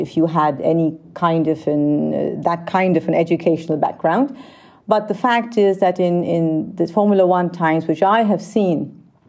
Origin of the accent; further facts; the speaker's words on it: Vienna, Austria; also born or lived in India; I grew up in Vienna